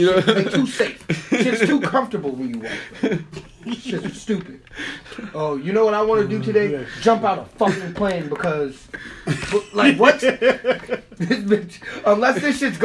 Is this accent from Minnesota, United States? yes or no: yes; Minnesota, United States; We're from Minnesota